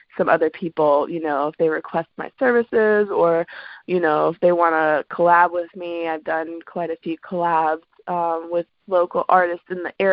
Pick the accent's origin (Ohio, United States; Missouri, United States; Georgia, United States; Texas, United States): Georgia, United States; Atlanta; moved away as an adult; also born or lived in Washington, D.C.; now in DMV (DC, Maryland, Virginia), United States; I grew up in Atlanta. So I was born in DC, but then my mom moved us down to Atlanta when I was like 6. And then grew up there